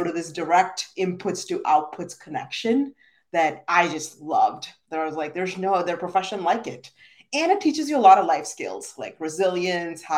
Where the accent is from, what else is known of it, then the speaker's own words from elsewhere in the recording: India; moved away as an adult; now in United States; I'm originally from India, very proud immigrant, and I moved to the US for school at 18 years old